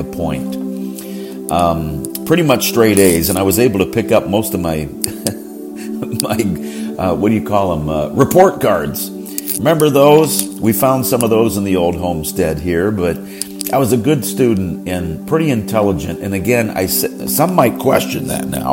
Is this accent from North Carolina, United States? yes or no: no; Johnstown, Pennsylvania, United States; moved away; the six-bedroom house I grew up in here in Johnstown, Pennsylvania